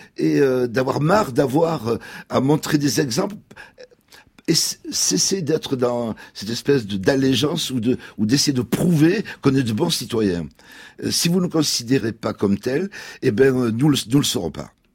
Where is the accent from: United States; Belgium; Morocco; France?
France; la France est à nous parce qu'on est français